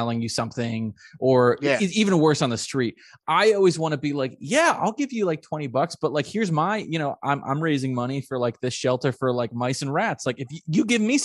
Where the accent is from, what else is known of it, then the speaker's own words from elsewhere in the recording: Albany, New York, United States; I grew up in Albany, New York